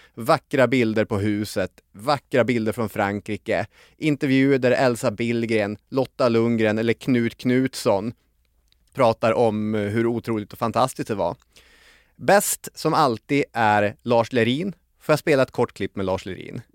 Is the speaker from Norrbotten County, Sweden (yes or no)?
yes; Arvidsjaur, Norrbotten County, Sweden; moved away as an adult; Arvidsjaur där jag växte upp och bodde tills jag var 18-19 år gammal